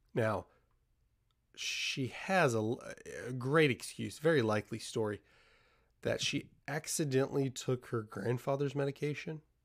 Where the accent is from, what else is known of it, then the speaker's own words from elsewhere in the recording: United States; As an American